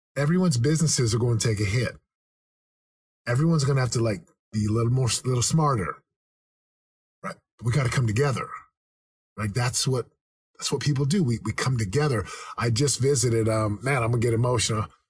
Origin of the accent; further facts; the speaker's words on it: United States; also born or lived in Southern California; being an American